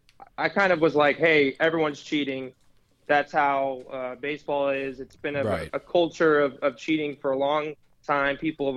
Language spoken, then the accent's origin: English; Houston, Texas, United States; I'm from Houston. I grew up a huge Astros fan.